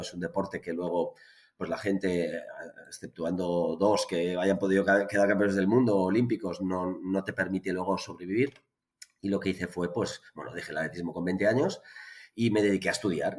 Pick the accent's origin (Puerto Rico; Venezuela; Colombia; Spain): Spain; Barcelona, Catalonia; en Barcelona, que es de donde soy